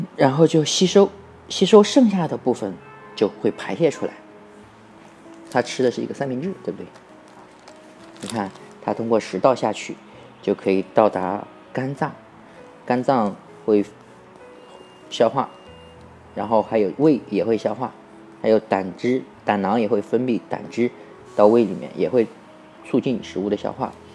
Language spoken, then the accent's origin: Chinese; China; 我们中国人